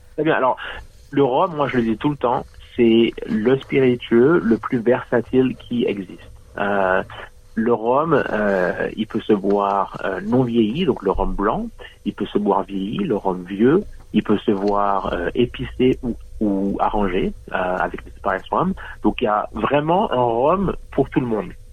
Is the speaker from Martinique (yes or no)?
yes; Martinique; moved away as an adult; now in New South Wales, Australia; je suis né, j'ai grandi en Martinique